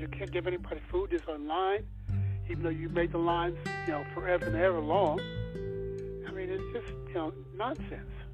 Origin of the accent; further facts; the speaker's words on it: New York City, New York, United States; moved away; I grew up in New York City.